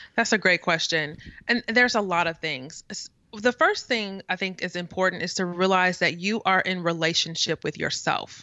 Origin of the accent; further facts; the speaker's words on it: St. Louis, Missouri, United States; now in East Coast, United States; I am from the Midwest, so I am definitely, like, Midwest, Saint Louis.